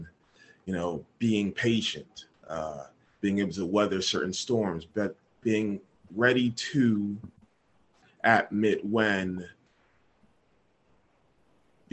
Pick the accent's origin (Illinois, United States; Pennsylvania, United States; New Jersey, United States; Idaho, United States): Pennsylvania, United States; Philadelphia; born and raised in Philadelphia